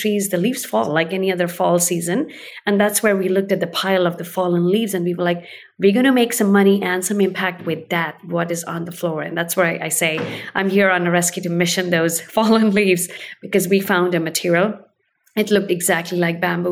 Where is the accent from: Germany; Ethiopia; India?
India; now in Oregon, United States; I was born in India and I did eat on leaves while I was growing up